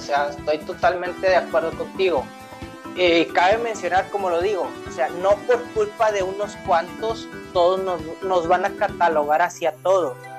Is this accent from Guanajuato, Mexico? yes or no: no; Monterrey, Nuevo León, Mexico; como regio